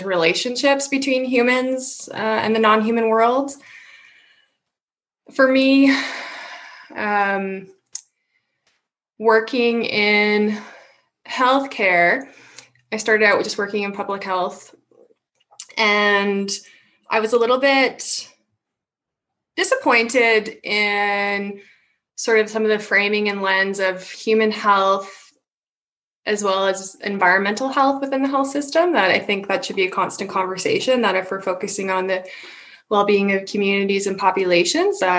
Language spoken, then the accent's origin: English; Saskatoon, Saskatchewan, Canada; also born or lived in Manitoba; I grew up in Saskatoon